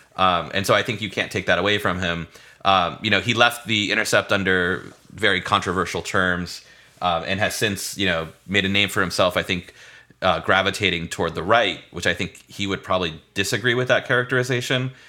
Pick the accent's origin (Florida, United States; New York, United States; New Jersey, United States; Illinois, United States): Florida, United States; St. Petersburg; I grew up in Saint Petersburg, Florida